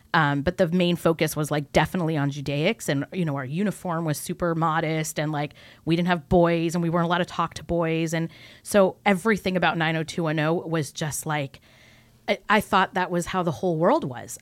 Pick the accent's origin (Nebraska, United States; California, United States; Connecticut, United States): California, United States; also born or lived in New York; I was born in New York, raised on the West Coast in California